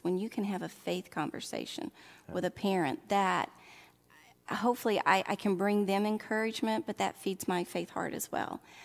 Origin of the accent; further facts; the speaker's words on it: Oxford, Mississippi, United States; accent: southern; moved away; I would call my hometown Oxford, Mississippi